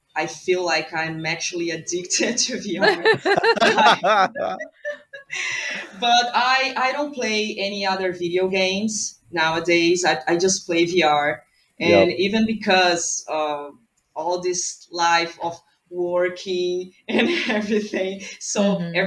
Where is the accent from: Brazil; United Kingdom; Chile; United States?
Brazil; I'm from Brazil